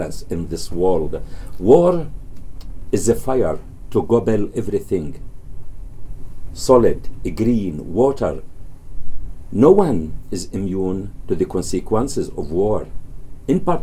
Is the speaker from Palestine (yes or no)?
yes; Gaza Strip, Palestine; now in Canada; who lived in the Gaza Strip